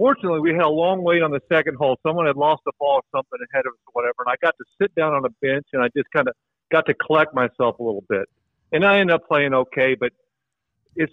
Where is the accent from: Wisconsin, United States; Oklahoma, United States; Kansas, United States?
Oklahoma, United States; we're all from Oklahoma.